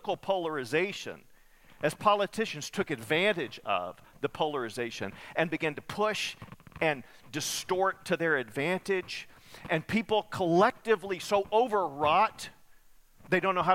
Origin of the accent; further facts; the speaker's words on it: Muleshoe, Texas, United States; moved away; I grew up in Muleshoe, part of my childhood